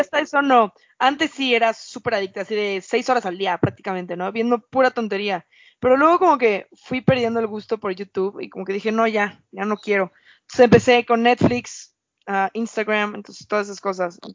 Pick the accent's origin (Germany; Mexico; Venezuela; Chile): Mexico